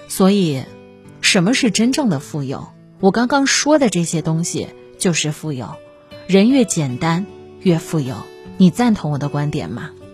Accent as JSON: {"language": "Chinese", "town": "Kaifeng", "region": "Henan", "country": "China", "tie": "born or raised there", "moved": "as an adult", "lives_now": "Dongguan, China", "said": "我是河南开封人"}